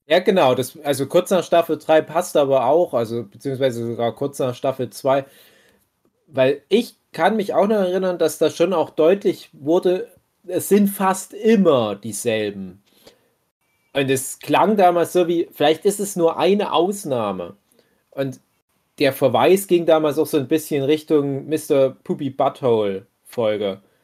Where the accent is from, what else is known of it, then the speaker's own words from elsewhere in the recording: Saxony, Germany; hier bei uns in Sachsen?